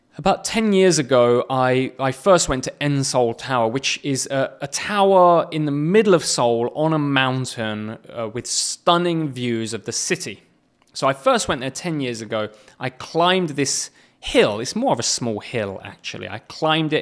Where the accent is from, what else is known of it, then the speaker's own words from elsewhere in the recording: England, United Kingdom; moved away; England, which is my home nation